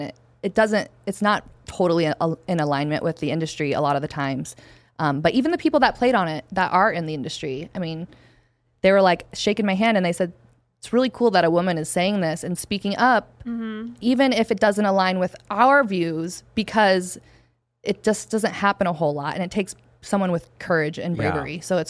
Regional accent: Flathead Valley, Montana, United States; now in Arizona, United States; Where I'm from the Flathead Valley, Kalispell, Big Fork, Whitefish, Polson. And, I mean, I think we were rated fourth cloudiest area in the United States.

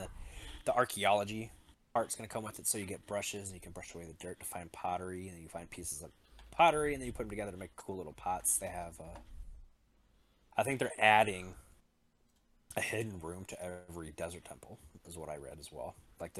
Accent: United States; We're American.

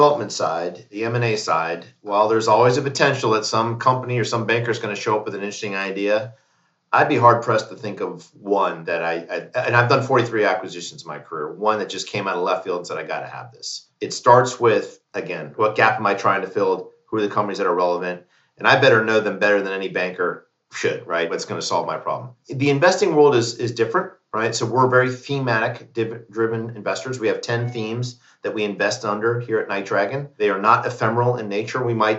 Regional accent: Fort Benning, Georgia, United States; born there; My father was an infantry officer. I was born in Fort Benning, Georgia.

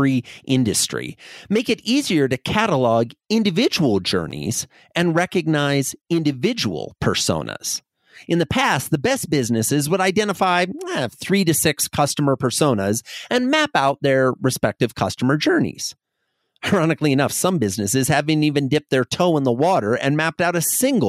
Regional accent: Iowa, United States; I grew up in Iowa in a farming community

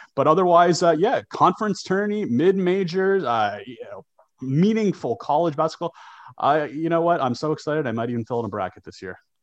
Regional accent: Canada; growing up in Canada

